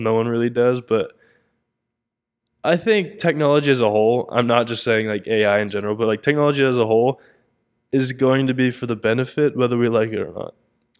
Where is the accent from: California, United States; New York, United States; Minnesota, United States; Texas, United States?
Texas, United States; Keller; I only know what I grew up like in Keller and whatnot.